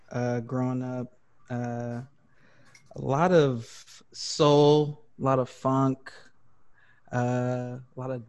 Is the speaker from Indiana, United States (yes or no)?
yes; Greencastle, Indiana, United States; also born or lived in Chicago / St. Louis / Dallas / Tulsa; so I'm originally from Greencastle, Indiana. I was born in Green, a uh, little town called Greencastle, Indiana